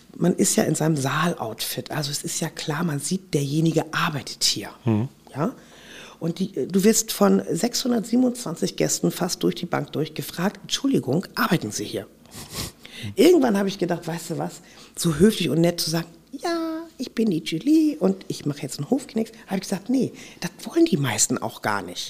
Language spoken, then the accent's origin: German; Hamburg, Germany; Aber ich bin ja auch in Hamburg aufgewachsen. Das ist ja auch meine Heimat und mein Herz. Ich bin tatsächlich hier auf St. Pauli geboren